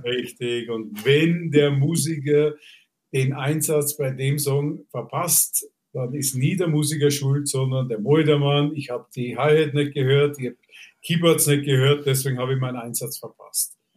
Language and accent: German; Vienna, Austria; moved away as an adult; also born or lived in Hanover, Germany / Munich, Germany; ich komme ja aus Wien